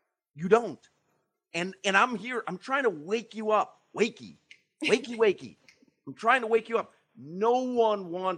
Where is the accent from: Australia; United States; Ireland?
United States; Chicago, Illinois; now in South Florida, United States; I grew up in Chicago